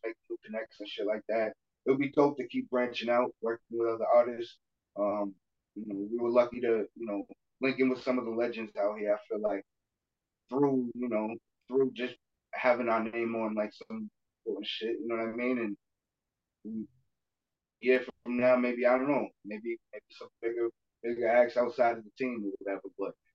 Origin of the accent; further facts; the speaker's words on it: Brockton, Massachusetts, United States; I'm from Brockton